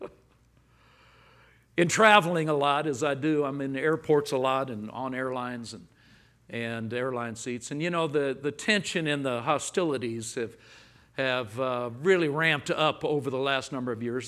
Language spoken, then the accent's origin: English; Los Angeles, California, United States; now in Texas, United States; I grew up in Los Angeles. I now live in Texas